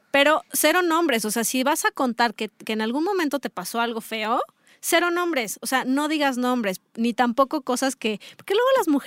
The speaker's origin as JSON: {"language": "Spanish", "town": "León", "region": "Guanajuato", "country": "Mexico", "said": "yo soy de León"}